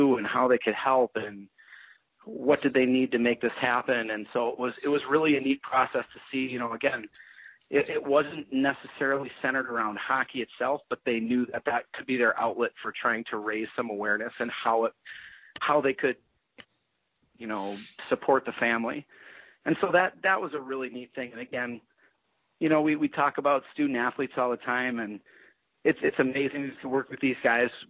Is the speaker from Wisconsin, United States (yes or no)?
yes; Eau Claire, Wisconsin, United States; I grew up in Eau Claire and went to Eau Claire Memorial